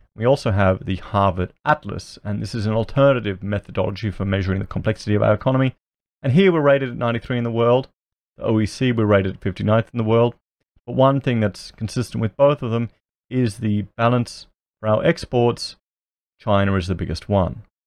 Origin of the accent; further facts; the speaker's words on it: Australia; I'm an Australian YouTuber